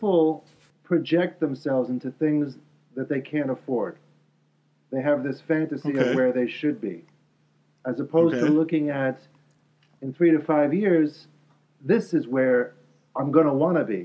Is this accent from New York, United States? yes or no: yes; New York City, New York, United States; I'm born and raised in Brooklyn